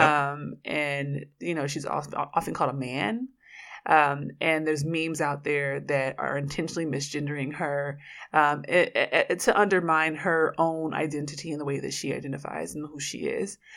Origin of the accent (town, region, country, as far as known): Oakland, California, United States